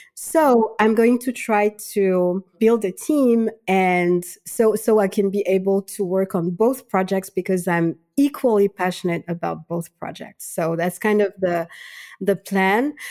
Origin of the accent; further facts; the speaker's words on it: Madagascar; moved away as an adult; also born or lived in Switzerland; now in France; I'm originally from Madagascar